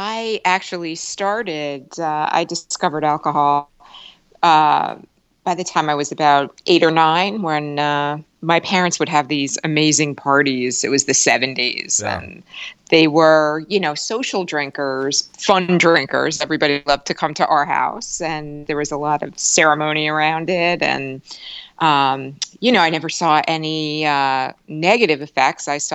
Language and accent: English; Bergen County, northern New Jersey, United States; I grew up in northern New Jersey in Bergen County